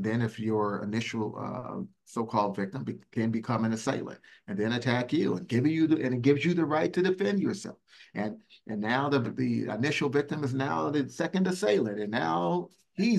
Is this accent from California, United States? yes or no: yes; Richmond, California, United States; I grew up in Richmond, California, and in Northern California, went to public school